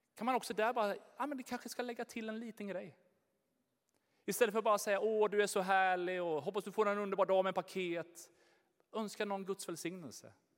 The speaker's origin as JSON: {"language": "Swedish", "country": "Sweden", "said": "vi svenskar"}